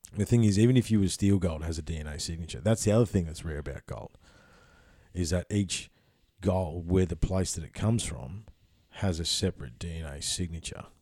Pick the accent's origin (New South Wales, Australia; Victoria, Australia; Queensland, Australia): Victoria, Australia; Ballarat; also born or lived in Papua New Guinea; I grew up in Ballarat. That's a gold town